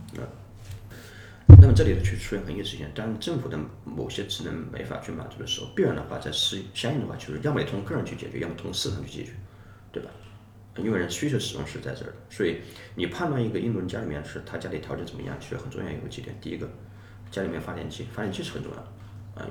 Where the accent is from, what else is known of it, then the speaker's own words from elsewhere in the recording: rural Hubei, China; moved away as an adult; now in India; 我本身就是一个在，呃，湖北农村的出生的一个小孩儿